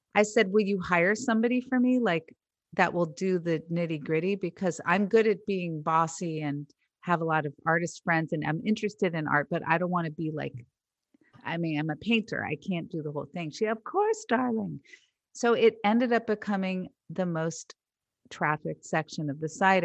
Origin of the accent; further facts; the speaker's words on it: Marin County, California, United States; that era of my life that I grew up in in Marin County in the seventies